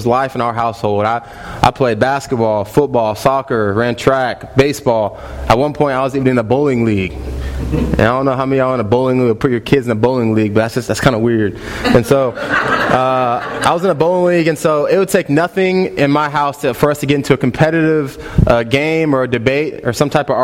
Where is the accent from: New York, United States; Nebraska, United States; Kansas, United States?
Kansas, United States; Wichita; also born or lived in Lawrence, Kansas; I'm from Wichita, born and raised Kansas kid